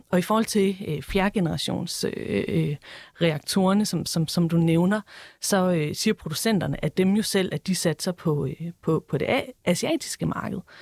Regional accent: Esbjerg, Southern Denmark, Denmark; jeg er selv fra Esbjerg

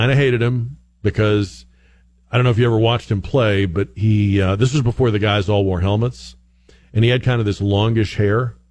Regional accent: Northeast, United States; moved away; I grew up in the Northeast. We watched a lot of hockey. We were diehard Bruins fans.

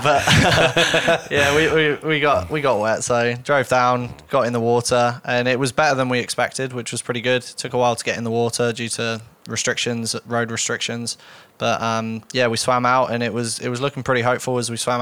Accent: Torquay, South West England, United Kingdom; accent: UK; So I'm from Torquay in Devon in the UK, which is the southwest of the UK. I grew up on the coast

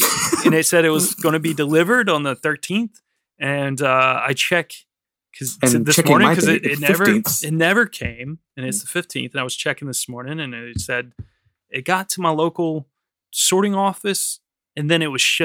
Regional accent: United States; now in London, United Kingdom; I'm the worst American ever

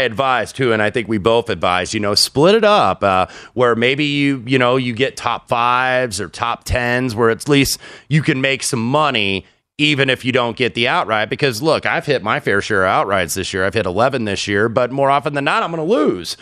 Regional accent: Indianapolis, Indiana, United States; my days growing up in Indianapolis

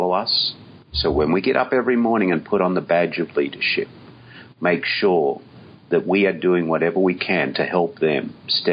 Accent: Australia; I, being Aussie

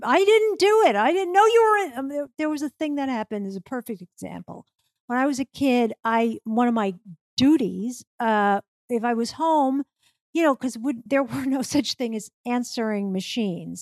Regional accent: New York, United States; when I was growing up in New York

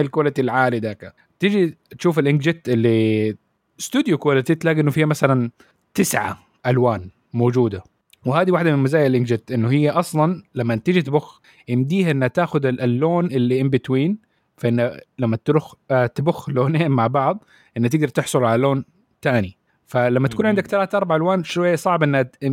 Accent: Saudi Arabia; عندنا في السعوديه

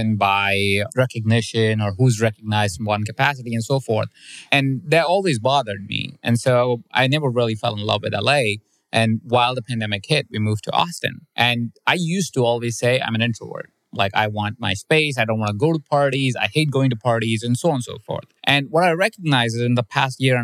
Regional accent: India; My parents are Indian. I'm from India myself

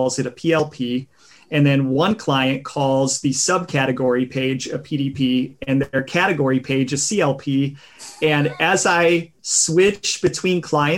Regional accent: Ohio, United States; I come from Ohio

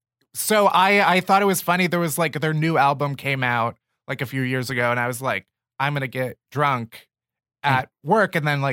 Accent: Chicago, Illinois, United States; moved away as an adult; now in New York, United States; I'm from Chicago. I moved here like 5 years ago

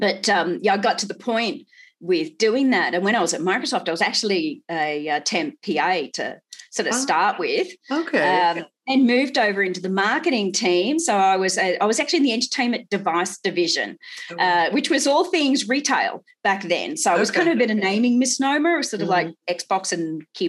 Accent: Townsville, Queensland, Australia; moved away as an adult; also born or lived in Melbourne; now in Sydney, Australia; I'm a Queensland girl, North Queensland.

